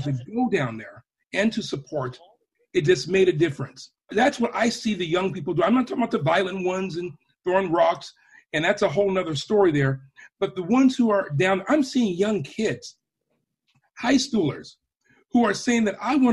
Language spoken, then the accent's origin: English; Portland, Oregon, United States; I'm born and raised in Portland, born on the hill even, hospital.